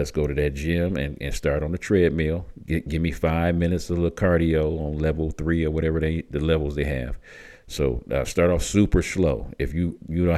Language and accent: English; Michigan, United States; moved away; also born or lived in Tucson, Arizona; I grew up in Michigan